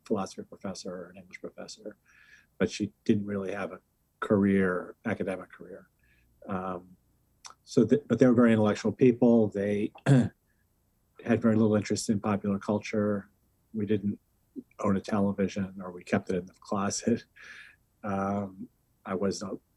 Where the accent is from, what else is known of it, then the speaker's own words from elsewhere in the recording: Boston, Massachusetts, United States; I grew up in New England, mainly around Boston